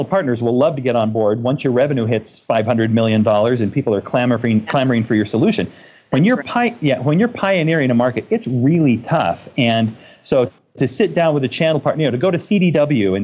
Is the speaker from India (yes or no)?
no; Boston, Massachusetts, United States; I also was born and raised in Boston